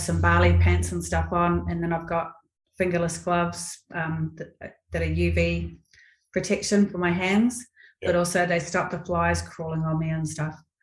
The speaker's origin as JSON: {"language": "English", "country": "New Zealand", "moved": "yes", "lives_now": "Australia", "said": "I'm a Kiwi."}